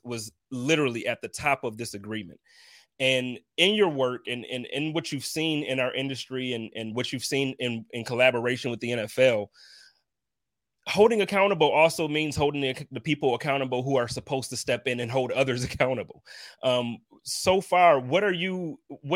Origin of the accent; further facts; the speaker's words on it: Buffalo, New York, United States; I'm not from Brooklyn, but I promise you, the east side of Buffalo is a whole lot like it